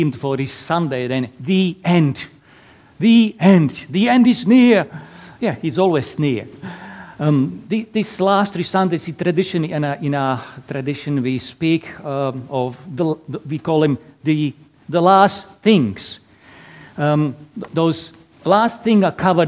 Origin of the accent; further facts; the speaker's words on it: Slovakia; English is a second language; moved away as an adult; now in Perth, Australia; originally from tiny little country in Eastern Europe, Slovakia. So that's why my lovely accent.